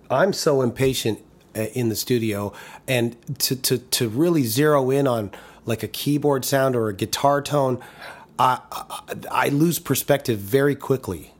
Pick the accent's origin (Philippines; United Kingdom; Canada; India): Canada; Toronto, Ontario; moved away as an adult; growing up in Toronto